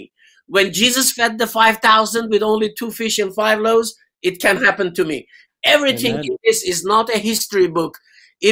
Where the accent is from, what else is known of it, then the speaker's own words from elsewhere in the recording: Tehran, Tehran Province, Iran; moved away as an adult; now in England; I was born and bred in Iran, in Tehran.